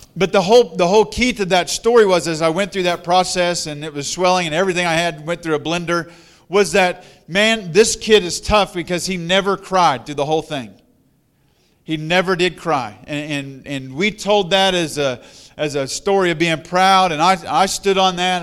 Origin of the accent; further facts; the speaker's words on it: Missouri, United States; also born or lived in Colorado; I'm from Missouri